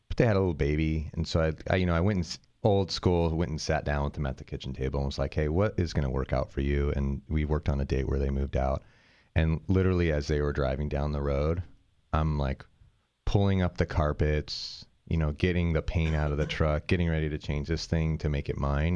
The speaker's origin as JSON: {"language": "English", "area": "near San Francisco", "region": "California", "country": "United States", "tie": "born or raised there", "moved": "yes", "said": "I grew up near San Francisco"}